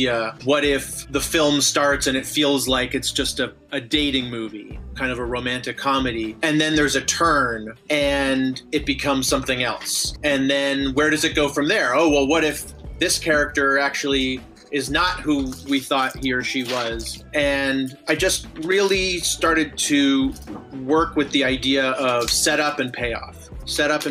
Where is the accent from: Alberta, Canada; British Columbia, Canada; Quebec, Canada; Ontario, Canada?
British Columbia, Canada; Vancouver; moved away as an adult; also born or lived in United States; now in Los Angeles, United States; I grew up in Vancouver, Canada, even though I was born in the States